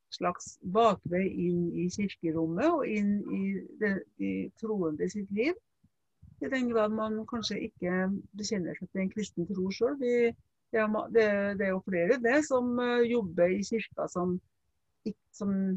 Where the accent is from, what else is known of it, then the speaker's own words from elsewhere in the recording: Trøndelag, Norway; ute på landet der jeg kommer fra sjøl, i Trøndelag